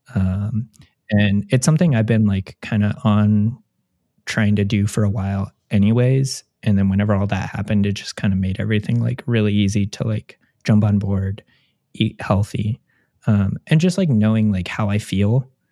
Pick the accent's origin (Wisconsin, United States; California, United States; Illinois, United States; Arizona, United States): California, United States; Orange County; moved away as an adult; now in Columbus, United States; growing up in Orange County